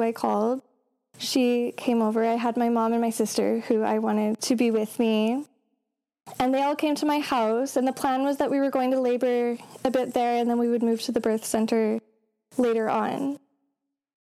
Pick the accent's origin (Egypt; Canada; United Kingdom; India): Canada; Calgary, Alberta; also born or lived in northern British Columbia; now in British Columbia, Canada; I am from Canada, so originally from Calgary, but I now live in northern BC.